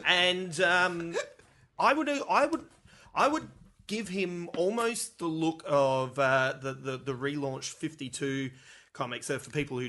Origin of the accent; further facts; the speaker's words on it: Melbourne, Victoria, Australia; I'm from Melbourne.